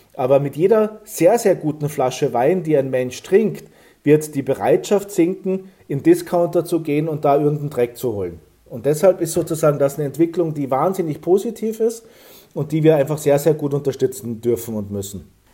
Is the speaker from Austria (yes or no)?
yes; Saalbach-Hinterglemm, Salzburg, Austria; ich bin groß geworden in Zaalbach-Hinterglemm